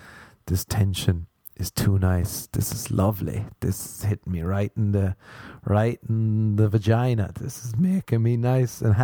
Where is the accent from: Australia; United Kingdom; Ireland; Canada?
Ireland; I am Irish